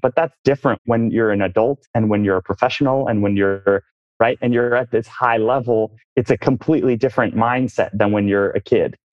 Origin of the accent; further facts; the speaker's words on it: Oakland, California, United States; moved away; born and raised in the Bay Area. Oakland, California